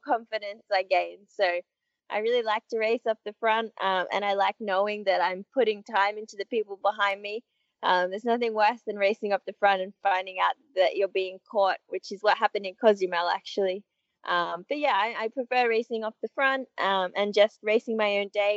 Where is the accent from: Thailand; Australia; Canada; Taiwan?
Australia; growing up in Australia, I'm used to the hotter conditions as opposed to the cold.